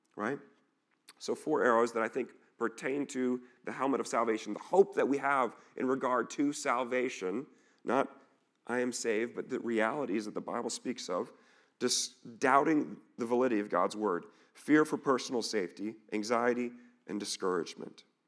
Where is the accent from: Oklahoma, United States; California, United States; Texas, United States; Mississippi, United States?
Texas, United States; an hour north of Dallas; now in Dubuque, United States; I grew up in, actually an hour north of Dallas